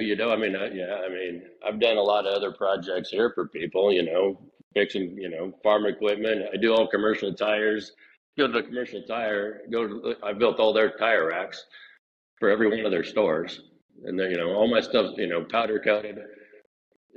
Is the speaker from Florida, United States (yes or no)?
no; Hollister, California, United States; I grew up in Hollister. That's where I was born and raised.